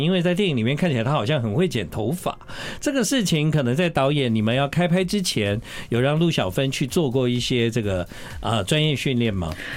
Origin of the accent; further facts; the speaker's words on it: Taiwan; 我们台湾人